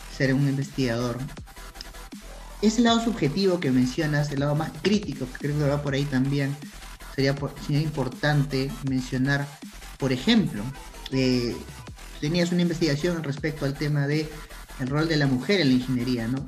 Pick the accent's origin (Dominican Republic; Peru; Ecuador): Peru; nosotros somos de Perú